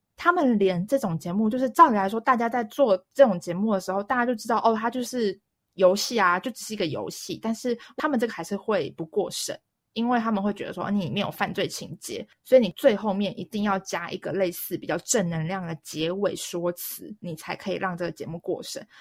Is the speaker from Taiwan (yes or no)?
yes; Taiwan; now in Shanghai, China; 对我台湾人来说